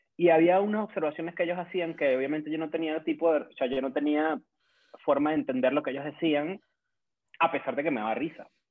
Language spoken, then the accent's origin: Spanish; Caracas, Capital District, Venezuela; accent: caraqueño; en mi dialecto caraqueño